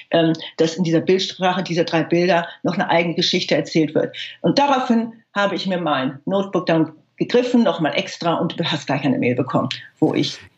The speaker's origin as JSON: {"language": "German", "region": "Hamburg", "country": "Germany", "tie": "born or raised there", "said": "Das heißt, halt aufgewachsen in Hamburg in den 60er und 70er Jahren."}